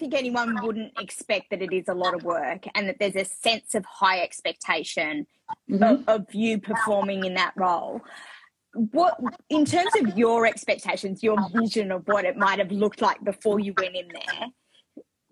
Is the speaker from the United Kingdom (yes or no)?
no; Australia; Growing up in Australia